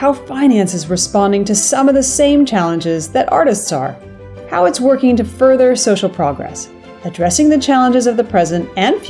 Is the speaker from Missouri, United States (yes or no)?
no; California, United States; now in London, United Kingdom; as a fellow Californian in London